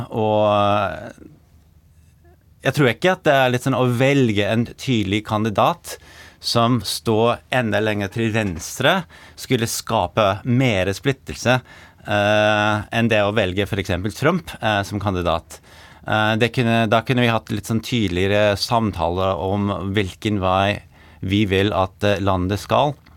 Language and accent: Norwegian; New York, United States; Norwegian is a second language; moved away as an adult; also born or lived in Norway; now in Oslo, Norway; jeg er amerikaner. Eh, født og oppvokst i New York og flyttet til Norge i 2014